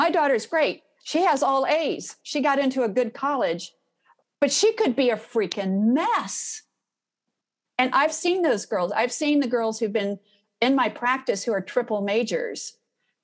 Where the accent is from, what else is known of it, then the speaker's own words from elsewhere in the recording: Houston, Texas, United States; I'm from Houston